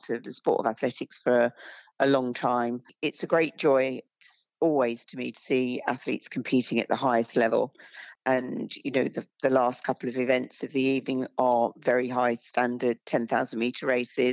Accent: United Kingdom; I was born and bred in Britain

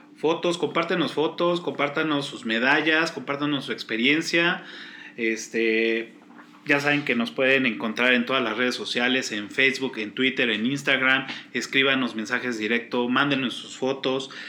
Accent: Mexico; soy orgullosamente mexicano

